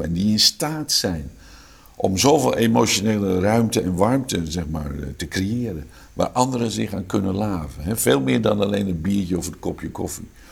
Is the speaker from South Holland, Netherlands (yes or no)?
yes; Haastrecht, South Holland, Netherlands; accent: Amsterdam; moved away; Ik ben geboren in een dorpje in Zuid-Holland, dat heet Haastrecht. Eh, toen ik daar opgroeide, wonen daar 4.500 mensen